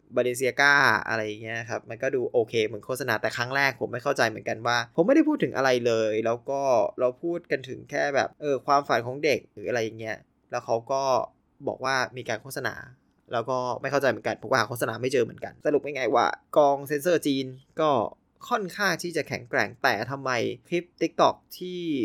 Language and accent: Thai; Thailand; คนไทยเรา